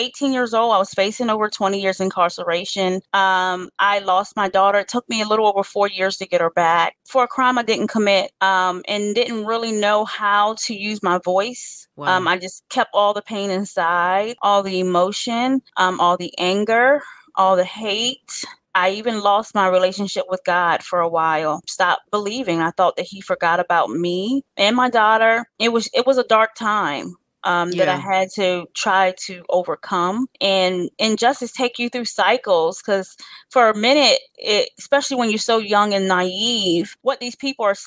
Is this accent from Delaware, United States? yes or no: yes; Delaware, United States; now in Newport News, United States; I live in Newport News, Virginia. I am from Delaware.